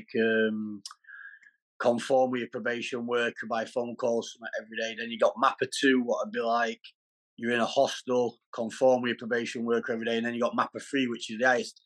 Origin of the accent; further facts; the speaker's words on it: Doncaster, Yorkshire and the Humber, United Kingdom; now in Derbyshire, United Kingdom; I'm from Doncaster, but I'm not in Doncaster at the minute. I'm in Derbyshire